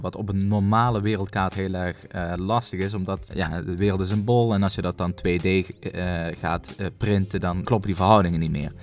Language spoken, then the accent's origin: Dutch; Netherlands; wij moeten dat als Nederlander